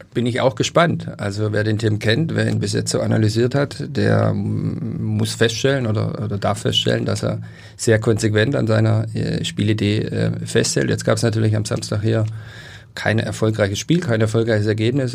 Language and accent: German; Stuttgart, Baden-Württemberg, Germany; now in Hamburg, Germany; ich bin in Stuttgart groß geworden